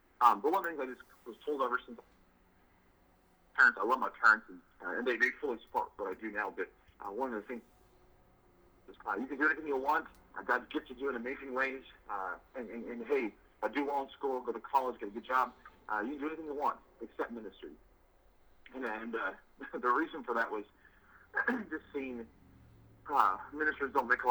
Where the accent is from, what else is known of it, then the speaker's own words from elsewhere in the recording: Utah, United States; also born or lived in Kentucky / Tennessee; now in Colorado, United States; I grew up in Utah and have spent the last decade in the South Kentucky, Tennessee area, and I currently live in Colorado